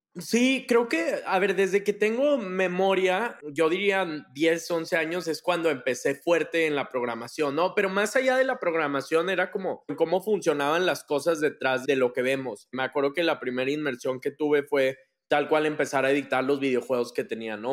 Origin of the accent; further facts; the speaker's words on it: Monterrey, Nuevo León, Mexico; yo soy de Monterrey, toda mi vida viví aquí, crecí acá